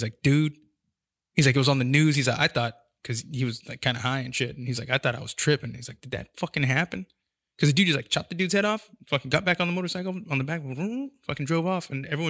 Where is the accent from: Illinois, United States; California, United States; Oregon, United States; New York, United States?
California, United States; San Jose; Yeah, I'm from San Jose. I grew up on the east side out there.